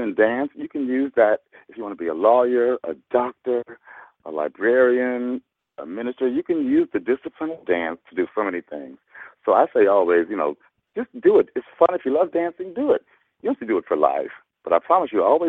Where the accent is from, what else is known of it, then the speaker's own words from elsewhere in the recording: Louisville, Kentucky, United States; also born or lived in Chicago / Los Angeles; my hometown, Louisville, Kentucky